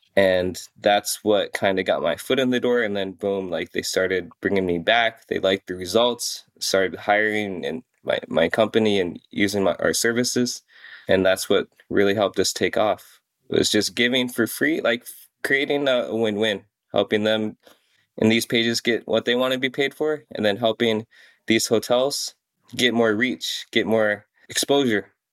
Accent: Iowa, United States; also born or lived in South Korea / Des Moines, Iowa; I'm from South Korea, and so we grew up, you know, smack dab in the middle of Iowa

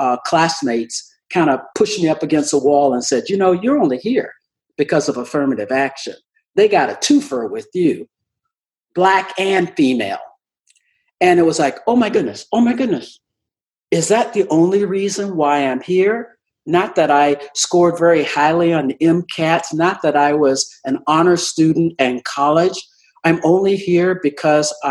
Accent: the South, United States; I'm from the South

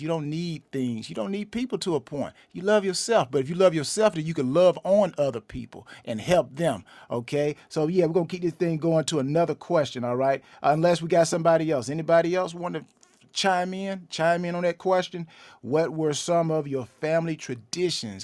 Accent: LaGrange, Georgia, United States; now in Atlanta, United States; I'm originally, uh, from LaGrange, Georgia, which is about a hour and fifteen minutes southwest of Atlanta

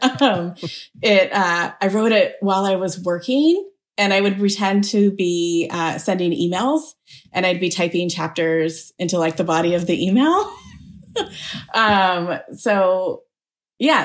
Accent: Beaverton, Oregon, United States; I grew up in a mostly white community

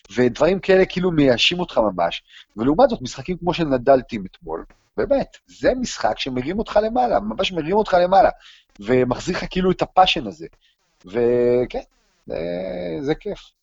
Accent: Israel; אנחנו מישראל

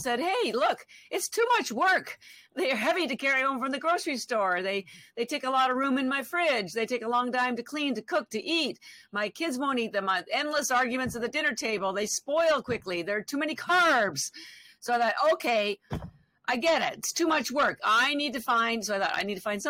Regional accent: Canada; moved away as an adult; now in Boston, United States; I'm actually Canadian. I've lived in Boston. I live in Boston now. I've been here 33 years

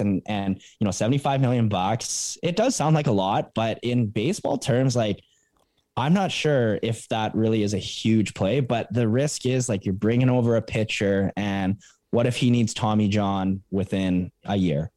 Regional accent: Calgary, Alberta, Canada; Calgary, my hometown

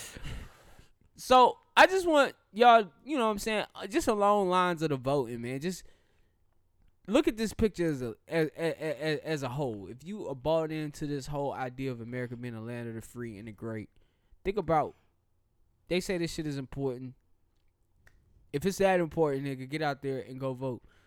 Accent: the South, United States; I'm a Southerner

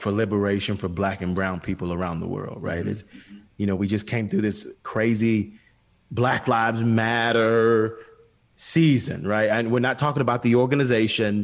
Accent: Atlanta, Georgia, United States; I grew up on Auburn Avenue, which was the birthplace of civil rights here, in the States, and especially in in Atlanta.

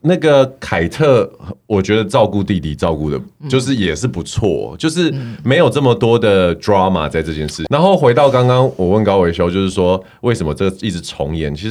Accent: Canada; 然后身为加拿大人，我非常

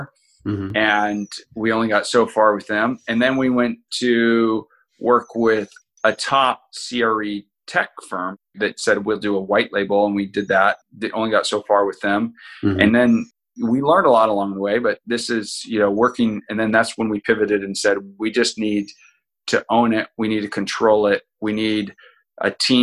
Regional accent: Kodiak, Alaska, United States; moved away as an adult; originally growing up in Kodiak, Alaska

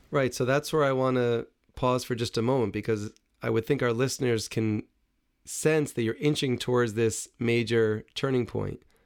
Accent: New City, New York, United States; growing up in New City, right next door to Muncie

